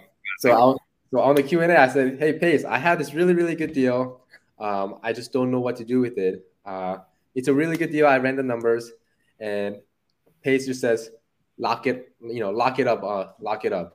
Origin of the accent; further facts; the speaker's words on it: Irvine, California, United States; I grew up there, middle school, high school, and a little bit of college